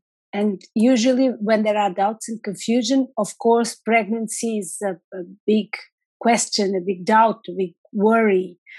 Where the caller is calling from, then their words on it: Lisbon, Portugal; So I'm logging in from Lisbon, from the capital of Portugal.